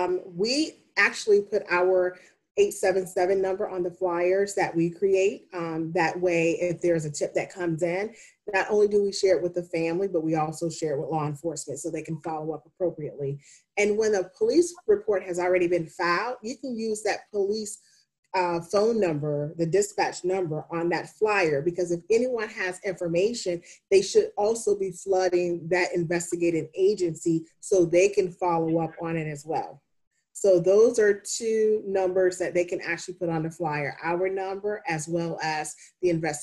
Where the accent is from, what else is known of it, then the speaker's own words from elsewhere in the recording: the South, United States; I grew up in the South and that's how I was raised.